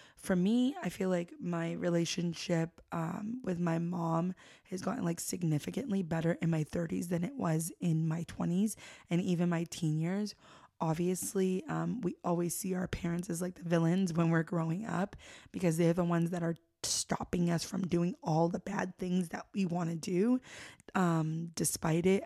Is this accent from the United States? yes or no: yes; North Shore, Massachusetts, United States; I love growing up in the North Shore